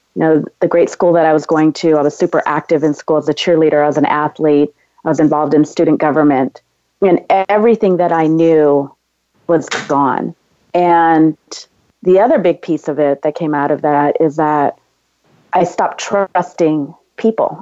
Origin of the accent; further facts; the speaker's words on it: San Diego, California, United States; now in Los Angeles, United States; I was uh, born and raised in San Diego, California, and I, I now live in Los Angeles.